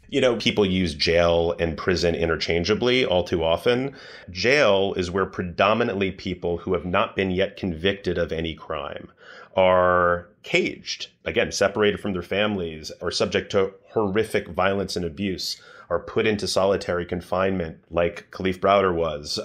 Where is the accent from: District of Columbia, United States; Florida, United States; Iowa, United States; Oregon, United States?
District of Columbia, United States; Washington; I grew up in Washington, D C